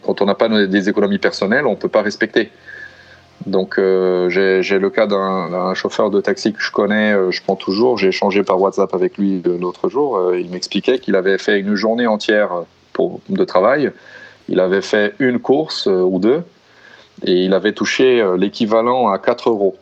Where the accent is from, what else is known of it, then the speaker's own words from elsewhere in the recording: São Paulo, Brazil; moved away as an adult; also born or lived in France; now in Italy; je suis originaire de São Paulo. ça fait déjà huit ans que j'habite en Europe